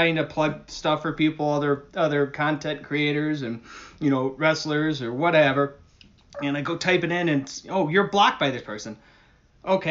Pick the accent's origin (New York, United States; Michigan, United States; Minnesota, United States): New York, United States; Buffalo; now in Rochester, United States; I live in Rochester. I'm from Buffalo